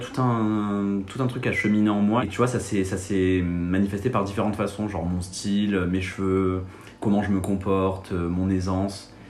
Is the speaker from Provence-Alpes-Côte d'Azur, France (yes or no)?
yes; Marseille, Provence-Alpes-Côte d'Azur, France; moved away as an adult; now in Paris, France; je viens de Marseille